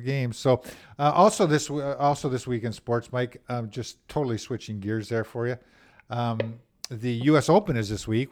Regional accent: Winnipeg, Manitoba, Canada; I grew up in Saint Vital as a kid.

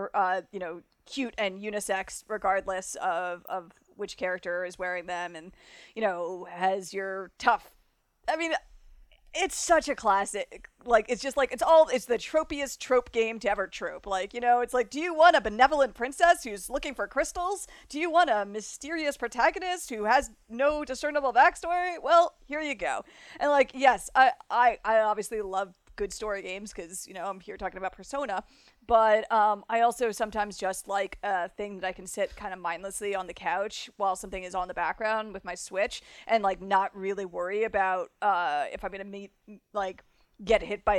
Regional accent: Florida, United States; accent: South Florida; now in Chicago, United States; So, but whenever I go down, my accent kind of comes up. I'm here in Chicago now, and people are like, "Where are you from?"

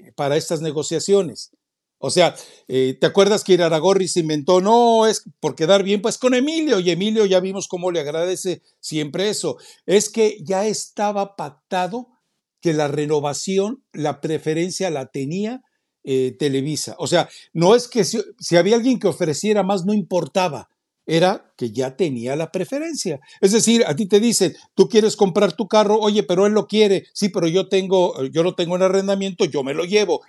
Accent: Mexico; los mexicanos nos tragamos a la vaca

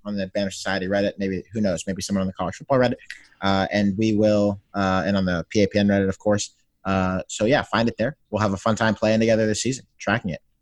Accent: Pittsburgh, Pennsylvania, United States; moved away as an adult; now in Washington, D.C., United States; I am from Pittsburgh

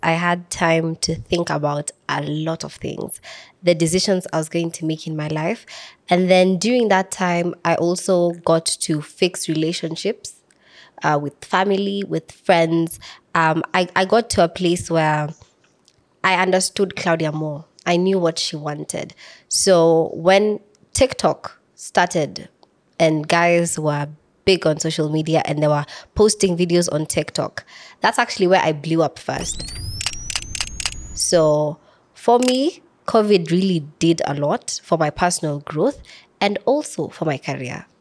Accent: Samburu County, Kenya; I'm from Samburu County

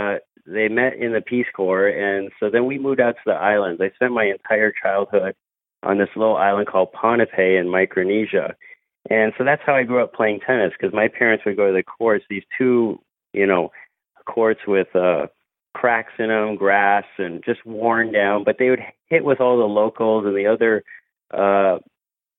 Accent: Midwest, United States; moved away; I grew up in the Midwest

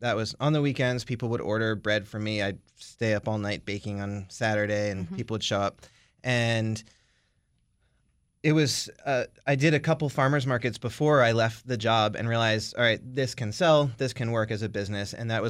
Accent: Owings Mills, Maryland, United States; I grew up in Owings Mills outside of Baltimore.

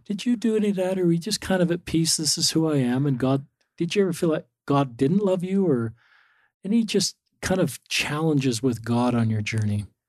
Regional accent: Salt Lake City, Utah, United States; I grew up in Salt Lake City

